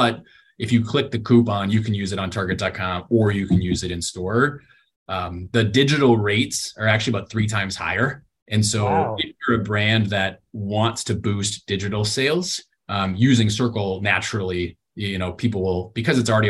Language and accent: English; Wisconsin, United States; Tombstone Pizza or something, which is what I grew up with in Wisconsin